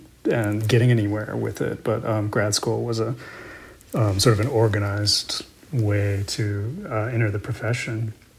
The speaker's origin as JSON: {"language": "English", "town": "Salinas", "region": "California", "country": "United States", "tie": "born or raised there", "moved": "yes", "lives_now": "Vermont, United States", "said": "I grew up in California, in Salinas, California."}